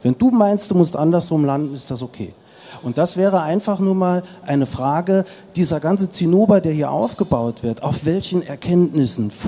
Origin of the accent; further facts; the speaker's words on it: Saarland, Germany; Ich bin Saarländer, habe das große Glück, in Frankreich fliegen zu dürfen.